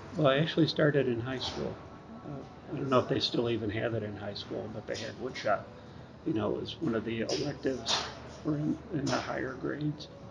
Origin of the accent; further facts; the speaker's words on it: Rochester, New York, United States; moved away as an adult; now in High Point, United States; I was uh, born and raised in Rochester, New York, and been up there at, up until about two and a half years ago.